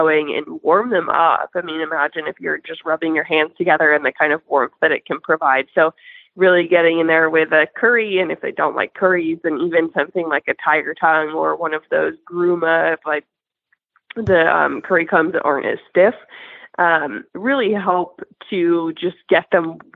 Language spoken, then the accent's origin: English; Boston, Massachusetts, United States; moved away; I was born and raised in Boston